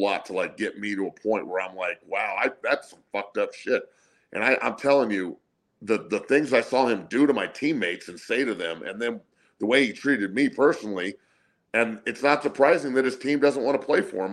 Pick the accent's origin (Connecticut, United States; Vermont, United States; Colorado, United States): Colorado, United States; Denver; also born or lived in Santa Cruz, California; I grew up in Denver, but I was born in Santa Cruz